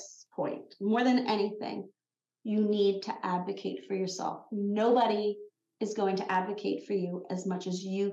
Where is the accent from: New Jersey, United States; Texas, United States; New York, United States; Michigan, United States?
New York, United States; Long Island; I'm from Long Island